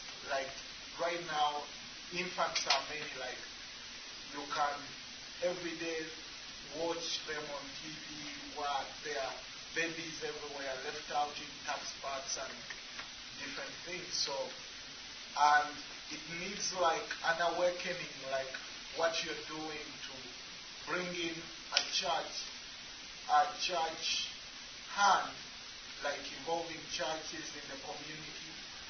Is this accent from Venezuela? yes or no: no; Uganda; I'm from Uganda, so we are neighbors.